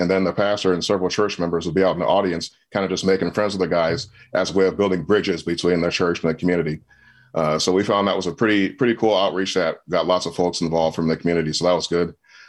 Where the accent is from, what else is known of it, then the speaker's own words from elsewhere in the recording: Michigan, United States; moved away as an adult; also born or lived in California; as you guys introduced. And I'm from Michigan, born and raised. I left Michigan after high school.